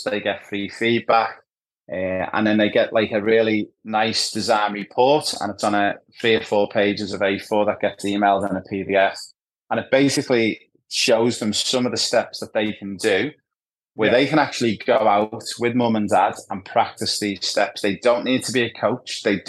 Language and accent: English; Ibiza, Balearic Islands, Spain; my backstory is I spent a lot of time growing up in Ibiza, or Ibiza, as you guys call it in Australia.